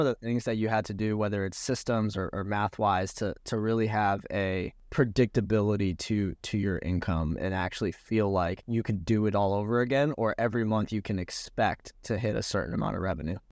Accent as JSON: {"language": "English", "town": "Orlando", "region": "Florida", "country": "United States", "tie": "born or raised there", "also_born_or_lived": "New York City / Bali", "moved": "yes", "lives_now": "Miami, United States", "said": "I grew up in Orlando, so, like, three hours from Miami"}